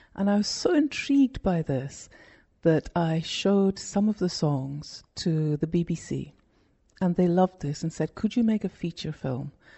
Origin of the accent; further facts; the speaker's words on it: Scotland, United Kingdom; moved away as an adult; also born or lived in London; When I went back to Scotland, which is my home country, from London